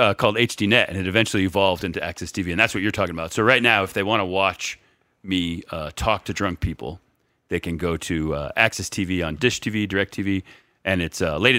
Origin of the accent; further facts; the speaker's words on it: New England, United States; moved away; I'm from New England. No, I'm from New England